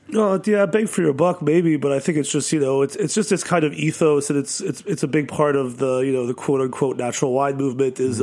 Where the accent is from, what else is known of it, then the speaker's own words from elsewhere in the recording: New York City, New York, United States; I grew up in New York City